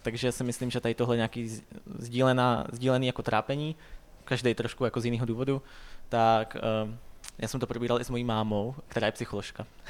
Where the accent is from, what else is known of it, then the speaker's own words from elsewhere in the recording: Vysočina Region, Czechia; now in Prague, Czech Republic; já jsem jako původem z Vysočiny